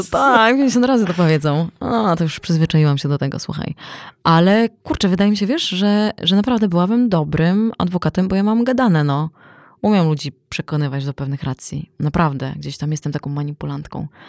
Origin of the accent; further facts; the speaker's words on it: Poland; my jesteśmy z Polski